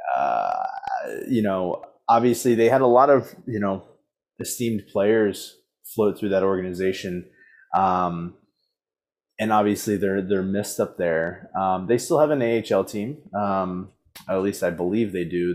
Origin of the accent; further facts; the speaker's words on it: Baltimore, Maryland, United States; born and raised in Baltimore